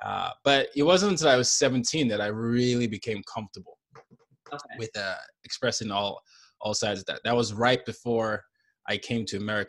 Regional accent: Nigeria; I'd be like, well, I'm Nigerian. They're like, no, you don't sound Nigerian. Well, I am. I just grew up all these places.

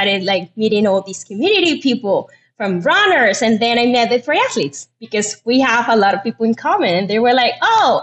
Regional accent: Venezuela; moved away as an adult; now in United States; I'm from Venezuela. I got here in 2015 to the United States

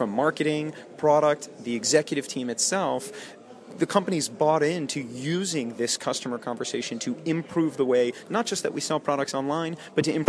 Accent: United States; moved away as an adult; also born or lived in Austin, Texas; now in London, United Kingdom; as an American moving to Europe

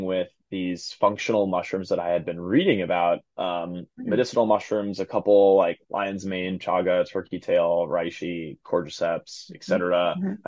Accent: East Coast, United States; now in Seattle, United States; I'm from the East Coast

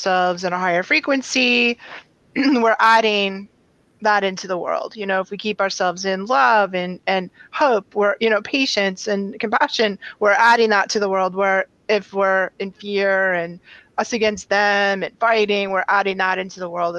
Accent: New England, United States; I'm from New England.

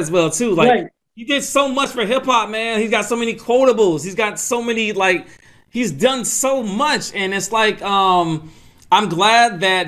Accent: Atlanta, Georgia, United States; I'm from Atlanta, Georgia

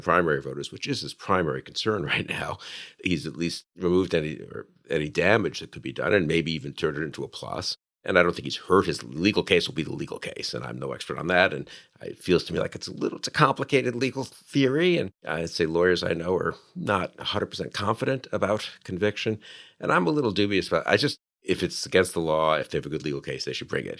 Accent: New York City, New York, United States; I grew up in New York

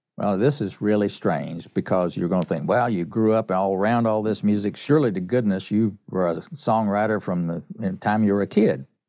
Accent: East Tennessee, United States; I grew up in East Tennessee, up in the mountains of East Tennessee

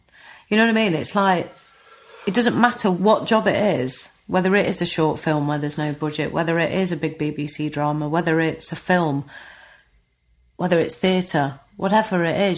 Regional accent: Notts, East Midlands, United Kingdom; accent: Notts; I'd try and change my accent slightly, you know, make it less knots

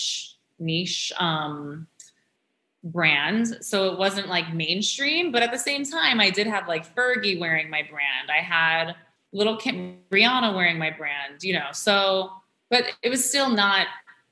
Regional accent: New York City, New York, United States; growing up in New York

